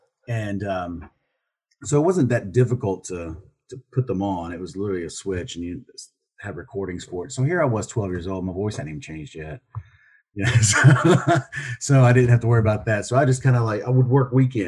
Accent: Southern United States, United States; accent: Southern; little Southern accent back then. I had to work on it a little bit. I didn't really want to get rid of my accent, but clean it up.

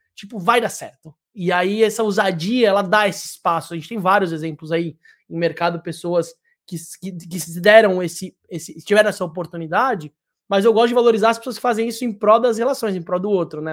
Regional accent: São Paulo, Brazil; moved away as an adult; now in Ilhabela, Brazil; Eu sou paulistano, né? Eu nasci em Perdizes

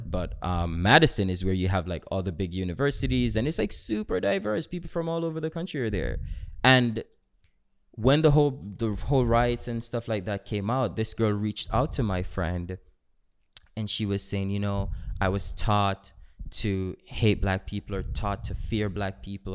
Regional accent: Jamaica; I am Jamaican

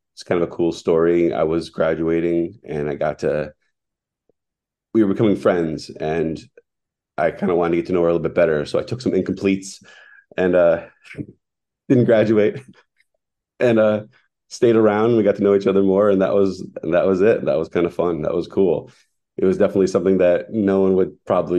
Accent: Scranton, Pennsylvania, United States; also born or lived in Philadelphia, Pennsylvania; now in Douglassville, United States; I grew up in the Scranton area

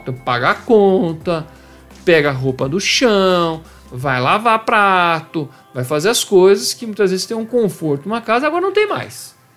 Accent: Campinas, São Paulo, Brazil; born or raised there

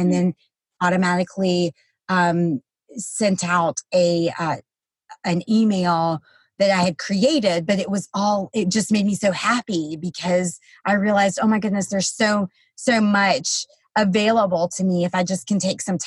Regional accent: the South, United States; I'm from the South

